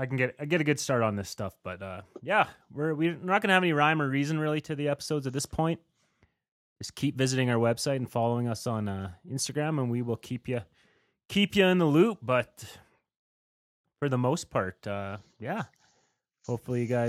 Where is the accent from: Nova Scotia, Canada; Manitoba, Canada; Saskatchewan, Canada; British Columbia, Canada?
Saskatchewan, Canada; born or raised there; now in Alberta, Canada